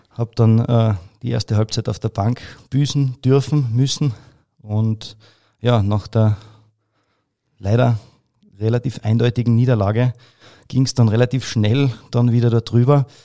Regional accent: Carinthia, Austria; Jetzt kann man sich das vielleicht so vorstellen als Kärntner.

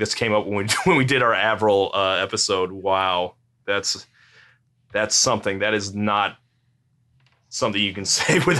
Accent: United States; As an American

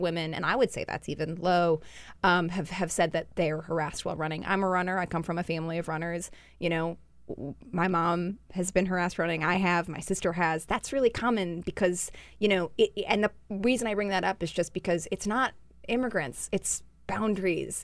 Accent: Utah, United States; I'm from Utah

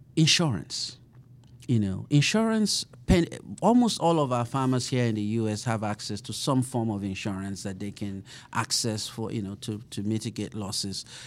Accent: Nigeria; moved away as an adult; also born or lived in Colorado / Sioux Falls, South Dakota; now in Kansas City, United States; I grew up in Nigeria

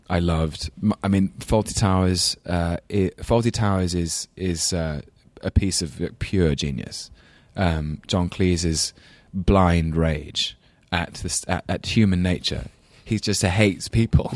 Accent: London, United Kingdom; accent: English London; my very English London accent

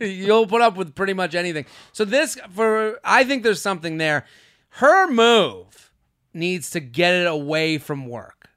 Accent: outside of Boston, Massachusetts, United States; I'm from Boston

